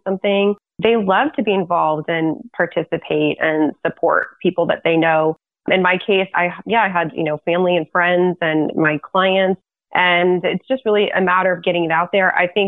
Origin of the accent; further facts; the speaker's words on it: Lafayette, United States; also born or lived in China; my hometown in Lafayette